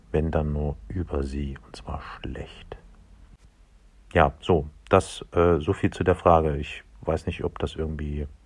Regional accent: Dresden, Saxony, Germany; Ich komme aus Dresden und ähm, Dresden ist bekanntlicherweise ein, hm, wie soll ich sagen, schwieriges, heißes Pflaster politisch und ein echtes Drama.

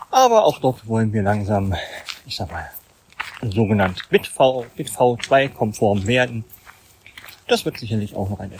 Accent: Thuringia, Germany; born there; Baujahr 1981, geboren in Thüringen. Ja, als ja in einer etwas größeren Familie.

